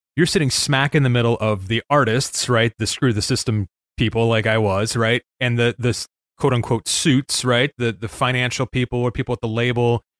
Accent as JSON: {"language": "English", "town": "Chicago", "region": "Illinois", "country": "United States", "tie": "born or raised there", "moved": "as an adult", "lives_now": "Saint Joseph, Michigan, United States", "said": "I grew up in Chicago"}